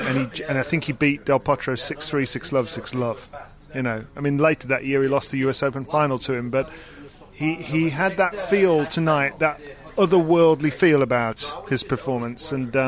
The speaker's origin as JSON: {"language": "English", "town": "Solihull", "region": "West Midlands", "country": "United Kingdom", "said": "I am from Solly Hall."}